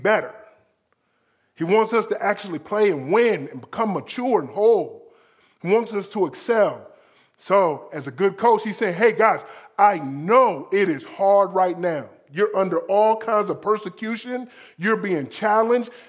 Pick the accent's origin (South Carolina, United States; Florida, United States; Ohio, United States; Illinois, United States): Florida, United States; South; I'm from South Florida.